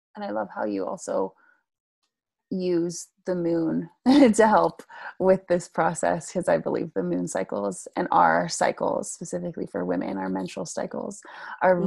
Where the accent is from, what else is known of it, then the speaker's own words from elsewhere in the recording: Vancouver, British Columbia, Canada; I'm from Vancouver, BC